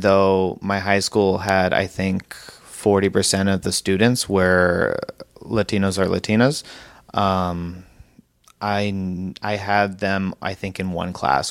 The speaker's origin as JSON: {"language": "English", "town": "Hillsboro", "region": "Oregon", "country": "United States", "said": "I'm from Hillsborough, Oregon"}